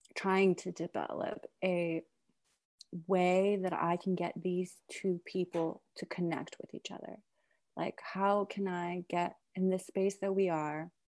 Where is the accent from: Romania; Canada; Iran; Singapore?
Iran; now in Brooklyn, United States; I'm originally from Iran, but I'm mixed. My mother is American and my father is Iranian